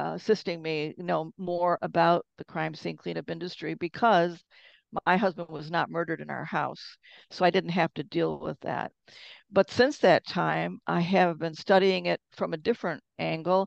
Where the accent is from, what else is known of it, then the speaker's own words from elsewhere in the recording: Detroit, Michigan, United States; moved away as an adult; My background is that I'm originally from Detroit